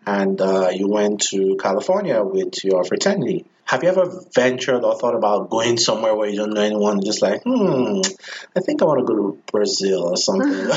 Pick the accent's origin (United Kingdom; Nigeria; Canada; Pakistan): Nigeria; moved away; I'm from Nigeria, and everyone is pretty much Christian or pretends to be Christian